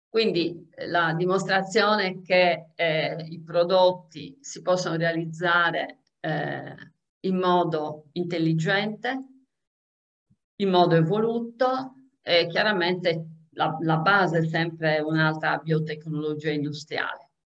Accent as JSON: {"language": "Italian", "region": "Sardinia", "country": "Italy", "said": "essendo sarda"}